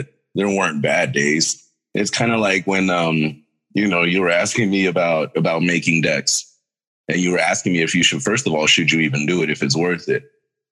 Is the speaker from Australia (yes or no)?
no; Mexico; I myself am Mexican. I was born in Mexico.